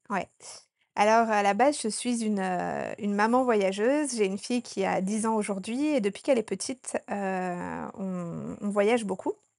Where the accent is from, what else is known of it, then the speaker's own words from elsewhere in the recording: Annecy, Auvergne-Rhône-Alpes, France; moved away as an adult; also born or lived in Norway; now in Sri Lanka; je suis originaire de Haute-Savoie, euh, dans la petite ville d'Annecy.